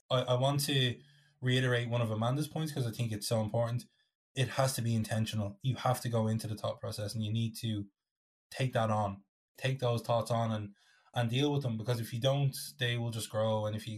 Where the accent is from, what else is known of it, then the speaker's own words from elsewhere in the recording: Ireland; as Irish people